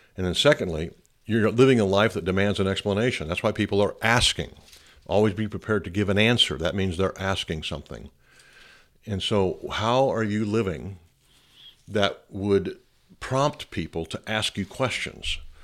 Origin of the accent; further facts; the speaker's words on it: United States; I'm an American